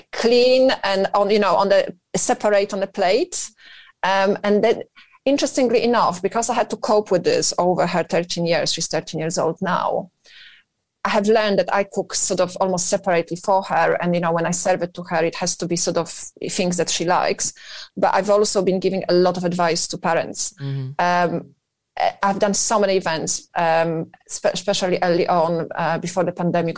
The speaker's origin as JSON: {"language": "English", "region": "northern Poland", "country": "Poland", "tie": "born or raised there", "moved": "as an adult", "lives_now": "United Kingdom", "said": "I'm originally from Poland, uh, born in north of Poland, and uh, yes, and, and I've moved here when I was relatively young."}